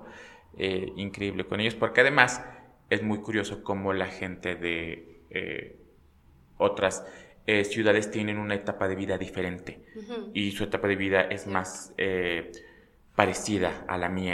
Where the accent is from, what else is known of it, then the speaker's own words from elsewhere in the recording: Pachuca, Hidalgo, Mexico; yo soy de Pachuca, nací en Pachuca